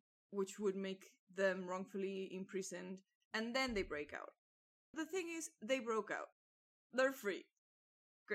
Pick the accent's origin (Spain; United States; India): Spain